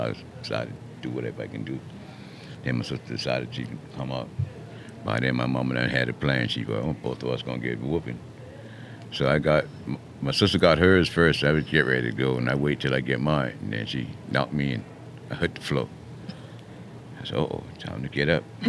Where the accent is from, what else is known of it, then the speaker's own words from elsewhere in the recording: Mount Pleasant, South Carolina, United States; moved away as an adult; also born or lived in Florence, South Carolina; I was born up the in Mount Pleasant, you know, east of Cooper